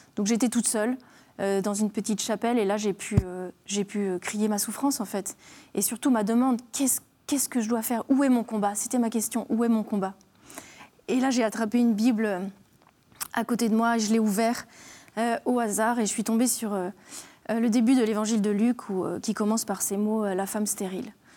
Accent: Alsace, Grand Est, France; je suis alsacienne

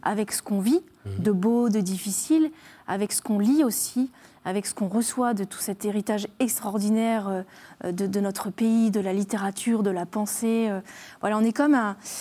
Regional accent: Alsace, Grand Est, France; je suis alsacienne

